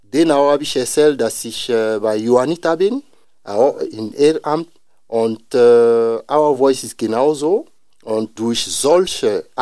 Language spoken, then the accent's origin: German; Côte d’Ivoire; German is a second language; now in Osnabrück, Germany; also ich komme aus Elfenbeinküste